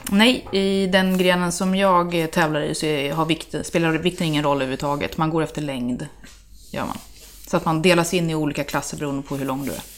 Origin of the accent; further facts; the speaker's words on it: Täby, Stockholm County, Sweden; also born or lived in Örebro; jag är uppvuxen i Täby, ursprungligen